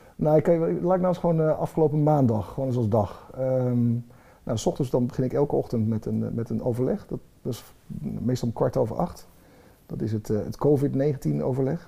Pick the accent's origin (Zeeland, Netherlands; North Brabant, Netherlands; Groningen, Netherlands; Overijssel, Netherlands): Overijssel, Netherlands; Twente; ik kom uit Twente